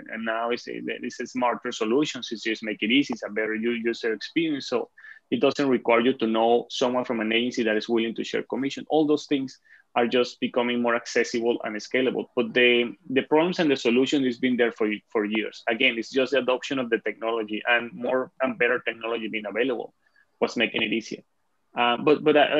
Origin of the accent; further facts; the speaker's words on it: Venezuela; English is a second language; moved away as an adult; now in Canada; I live in Canada, but I'm originally from Venezuela.